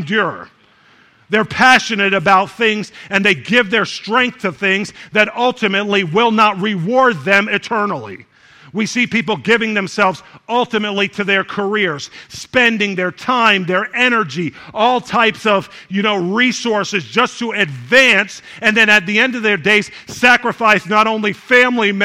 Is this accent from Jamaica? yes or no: yes; Jamaica; we're Jamaican